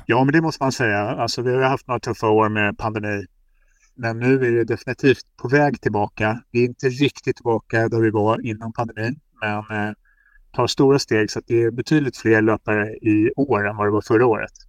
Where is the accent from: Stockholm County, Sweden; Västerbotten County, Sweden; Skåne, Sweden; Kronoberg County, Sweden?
Stockholm County, Sweden; Lidingö; Jag är ju uppvuxen på Lidingö